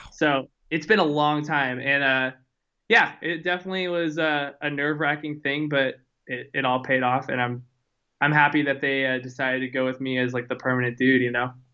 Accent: Houston, Texas, United States; now in Austin, United States; I was born and raised in Houston

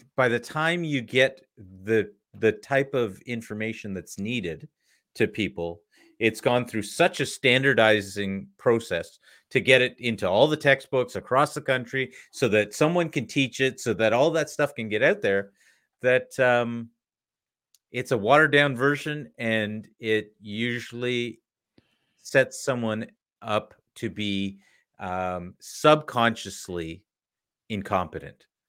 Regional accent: Canada; as a Canadian

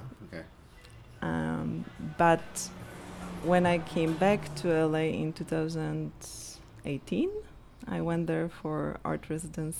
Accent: Poland; English is a second language; moved away as an adult; also born or lived in Krakow, Poland / San Diego, United States / Queens, New York, United States; now in Brooklyn, United States; Born and raised in Poland, I immigrated when I was 30

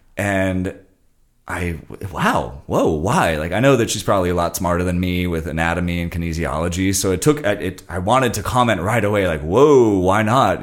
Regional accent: Santa Monica, California, United States; when I grew up in Santa Monica

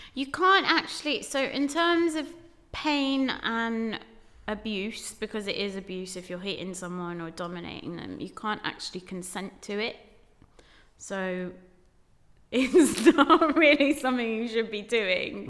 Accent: Dudley, West Midlands, United Kingdom; moved away as an adult; now in London, United Kingdom; growing up in the West Midlands and being the only brown girl

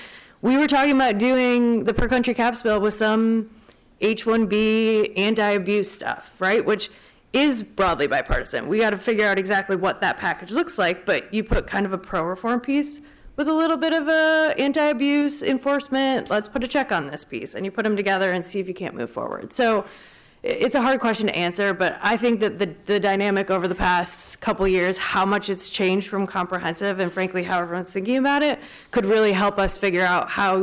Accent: Wisconsin, United States; Like I said, I'm from Wisconsin.

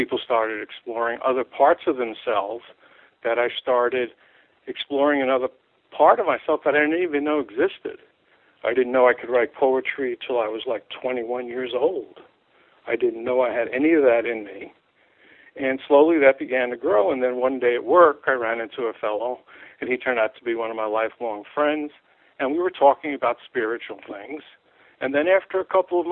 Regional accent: New York City, New York, United States; I grew up in New York City in Manhattan.

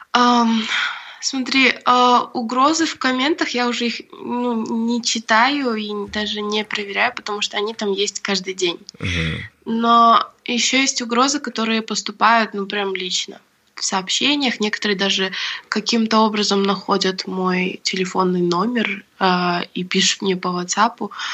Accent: Bishkek, Kyrgyzstan; я родилась в Бишкеке и выросла тоже здесь

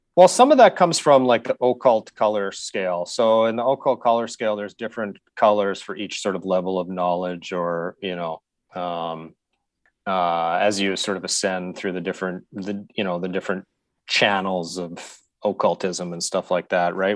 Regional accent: Saskatoon, Saskatchewan, Canada; I grew up in Saskatchewan, and so I grew up in Saskatoon

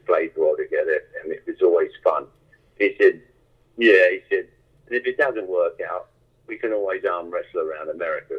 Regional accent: London, United Kingdom; growing up in London

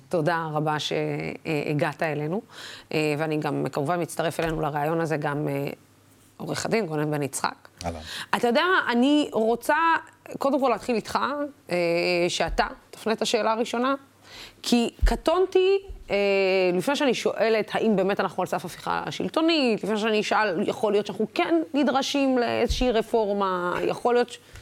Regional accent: Dimona, Southern District, Israel; moved away; אני הגעתי מדימונה

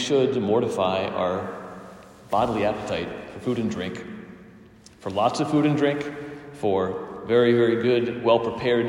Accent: United States; I'm an American, and we have lots of luxuries and goods here

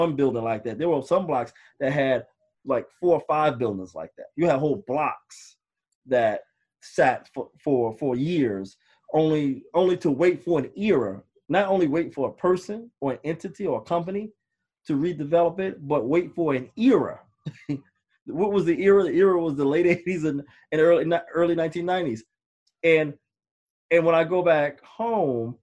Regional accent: New York City, New York, United States; I grew up in New York City, born and raised in Harlem.

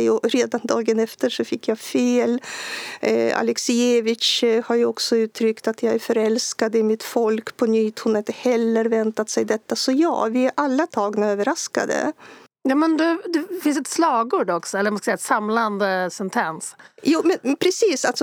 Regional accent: Belarus; Swedish is a second language; Belarusier har haft svag, eh, svagtynande bild av sig själva som nation. Man har ansett att ja, men vi är väl som ryssar ungefär och språken är så lika.

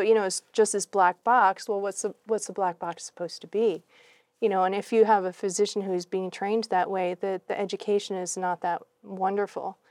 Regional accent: New England, United States; moved away as an adult; also born or lived in Laos / Thailand; I'm a country girl. I grew up in New England

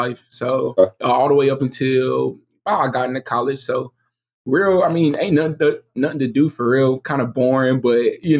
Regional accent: Enterprise, Alabama, United States; I'm from Enterprise, Alabama. It's not like a small rinky-dink city, but it's not, you know what I'm saying, nothing big. You know, it's like about 30,000 people in there.

